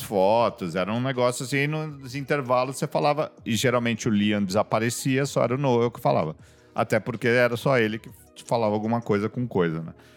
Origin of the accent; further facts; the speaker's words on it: São Paulo, Brazil; aqui no Rio, eu sou de São Paulo